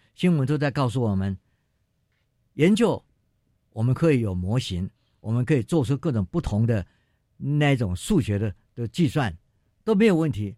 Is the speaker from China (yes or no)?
no; Taitung County, Taiwan; 我是来自台东的